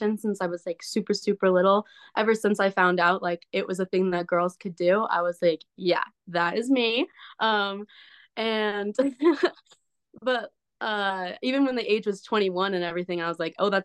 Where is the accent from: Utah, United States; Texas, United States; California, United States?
Utah, United States; Southern; moved away as an adult; also born or lived in Idaho; I'm from Southern Utah